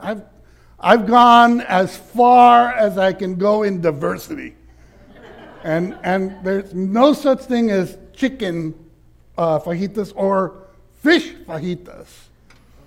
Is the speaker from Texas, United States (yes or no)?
yes; Laredo, Texas, United States; also born or lived in Austin, Texas; I was raised in Laredo that was 97% Hispanic